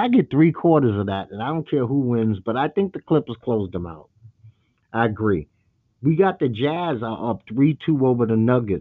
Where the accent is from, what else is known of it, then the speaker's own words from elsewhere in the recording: New York City, New York, United States; my hometown, Brooklyn, New York